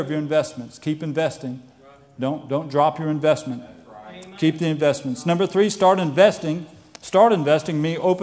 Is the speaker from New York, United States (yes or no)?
no; Florida, United States; I grew up in Florida, and I had a pastor